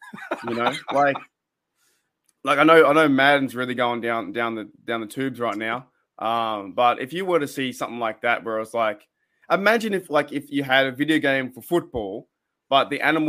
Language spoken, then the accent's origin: English; Australia